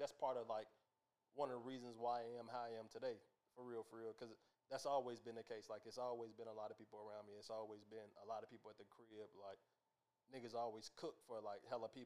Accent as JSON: {"language": "English", "town": "Little Rock", "region": "Arkansas", "country": "United States", "tie": "born or raised there", "said": "I grew up, I was born in Little Rock, raised on the north side"}